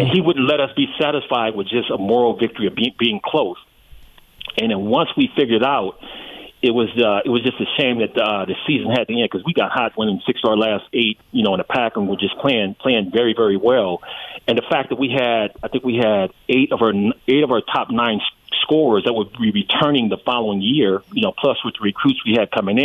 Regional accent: Compton, California, United States; Michael and I grew up together in Compton

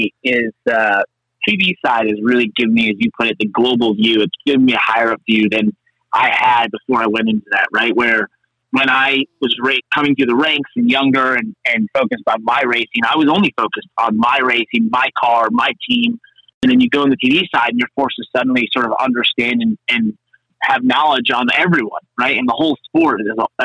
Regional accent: United States; where I grew up in Connecticut, New York

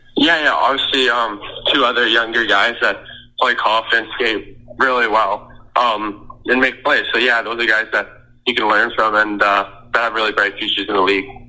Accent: Saskatchewan, Canada; I'm from Sask, uh, Saskatchewan, so um, country's pretty big there

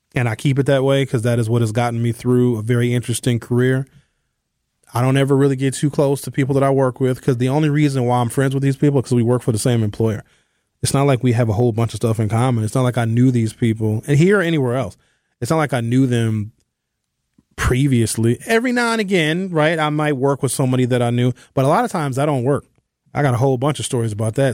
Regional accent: Brown Deer, Wisconsin, United States; growing up in Brown Deer and having my family live on the North Side

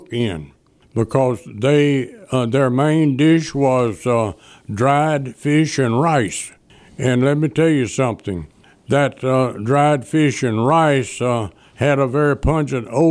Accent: Delta City, Mississippi, United States; I was from Delta City

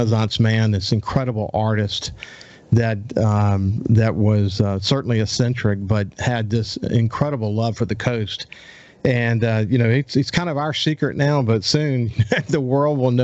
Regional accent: Bellevue, Mississippi, United States; I grew up in Bellevue, and I lived across the street from Farrell Allman, who owns FF Allman in Gulfport

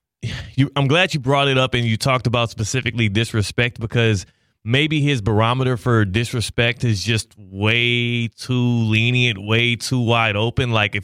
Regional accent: Houston, Texas, United States; Well, now, you know, I grew up in Texas, baby. Southwest Houston

